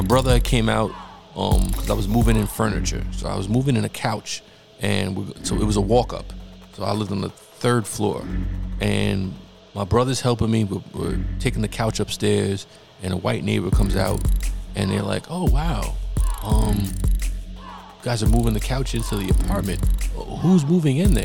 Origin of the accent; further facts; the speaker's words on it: Yonkers, New York, United States; also born or lived in Bronx, New York / Jamaica, Queens; I grew up in Yonkers